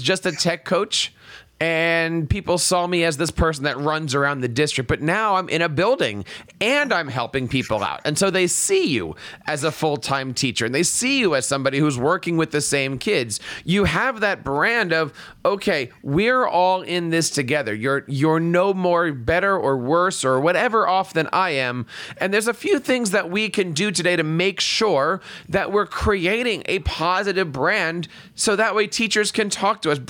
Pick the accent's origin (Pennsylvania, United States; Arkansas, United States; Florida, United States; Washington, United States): Pennsylvania, United States; Philadelphia; I'm a big Andy Reid fan growing up in Philadelphia